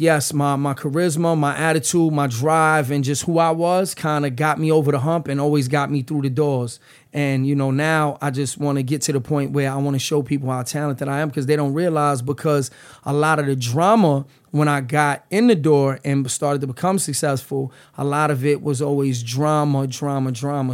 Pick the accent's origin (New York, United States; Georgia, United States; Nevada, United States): New York, United States; New York City; moved away as an adult; now in New Jersey, United States; I'm from the Lower East Side. I grew up in the Lower East Side, but I reside in Jersey